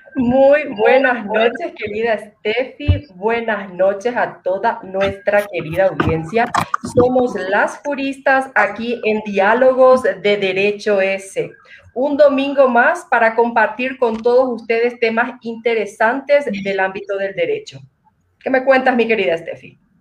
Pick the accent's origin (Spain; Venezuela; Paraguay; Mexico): Paraguay; como paraguaya